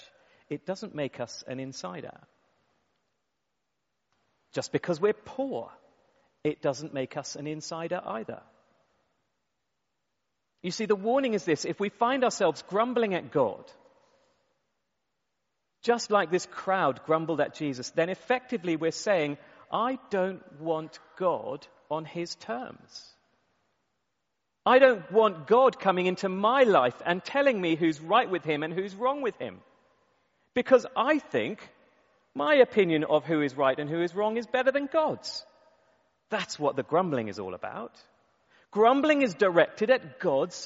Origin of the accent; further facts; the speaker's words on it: United Kingdom; we're British